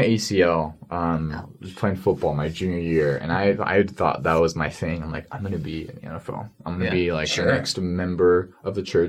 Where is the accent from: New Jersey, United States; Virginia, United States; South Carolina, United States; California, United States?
New Jersey, United States; I was born in New Jersey.